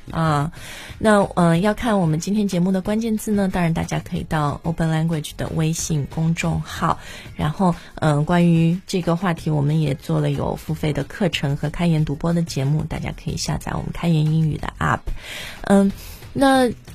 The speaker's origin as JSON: {"language": "Chinese", "country": "China", "also_born_or_lived": "Sydney, Australia", "moved": "as an adult", "said": "我是中国人"}